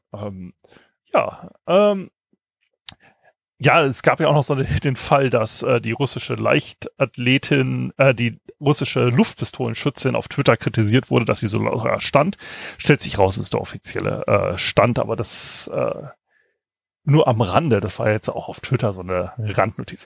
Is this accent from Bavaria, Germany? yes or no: no; Kiel, Schleswig-Holstein, Germany; ich als Kieler